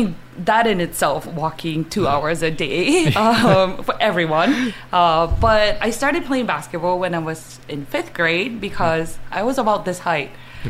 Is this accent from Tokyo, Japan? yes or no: no; Saitama, Japan; English is a second language; moved away; that's where I grew up, in Saitama, Japan.